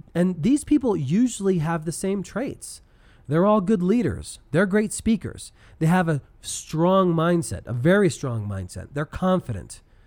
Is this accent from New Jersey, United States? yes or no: no; Denver, Colorado, United States; I'm from Denver